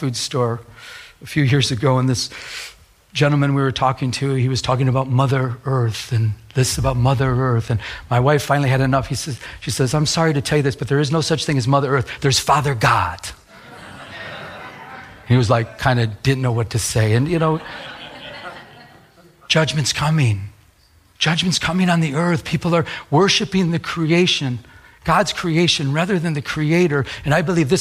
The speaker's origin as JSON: {"language": "English", "region": "Michigan", "country": "United States", "tie": "born or raised there", "said": "I was raised in Michigan."}